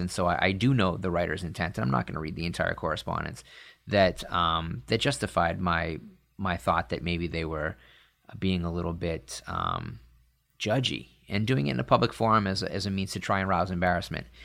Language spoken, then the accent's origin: English; Northeast, United States; I grew up in the Northeast